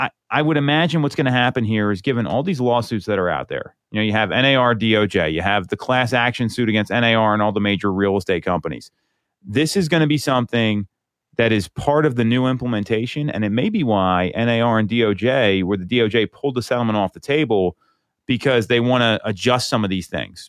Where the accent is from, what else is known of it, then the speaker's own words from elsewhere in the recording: Chester Springs, Pennsylvania, United States; I grew up in Chester Springs